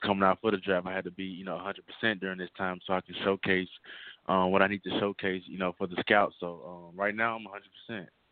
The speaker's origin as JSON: {"language": "English", "town": "Monroe", "region": "Louisiana", "country": "United States", "tie": "born or raised there", "said": "I'm from Monroe, Louisiana"}